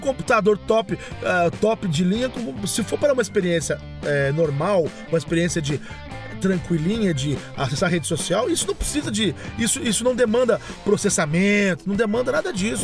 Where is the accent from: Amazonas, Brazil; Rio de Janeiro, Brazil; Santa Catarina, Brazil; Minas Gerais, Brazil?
Minas Gerais, Brazil; Machado; moved away; eu comecei a fazer rádio no ano 2000 lá em Minas Gerais